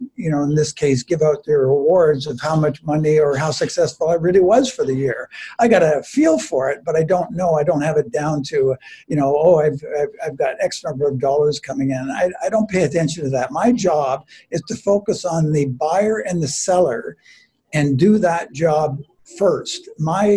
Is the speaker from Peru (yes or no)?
no; Mississauga, Ontario, Canada; moved away as an adult; also born or lived in Orton, Ontario; I grew up down near Port Credit.